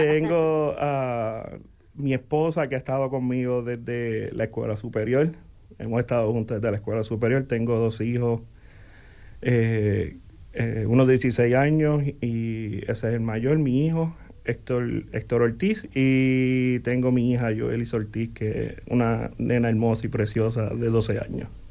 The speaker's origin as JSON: {"language": "Spanish", "town": "Coamo", "country": "Puerto Rico", "tie": "born or raised there", "also_born_or_lived": "Aibonito, Puerto Rico", "moved": "as an adult", "lives_now": "Bloomington, United States", "said": "Nací en Coamo, en Aybonito, Puerto Rico"}